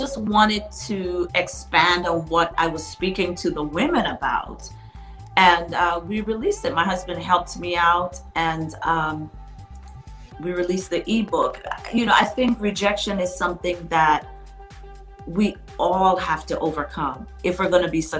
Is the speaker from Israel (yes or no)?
no; U.S. Virgin Islands; when I was growing up in the Virgin Islands, it was like you couldn't even leave the house without drinking tea